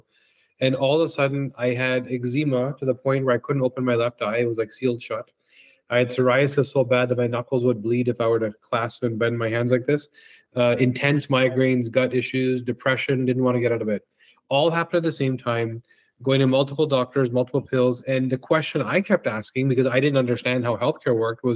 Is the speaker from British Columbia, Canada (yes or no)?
yes; Vancouver, British Columbia, Canada; also born or lived in Victoria, BC; now in Toronto, Canada; I grew up in Vancouver, which is also gorgeous. And yeah, so I spent my youth there, came out to Toronto to sort of expand the business and never left.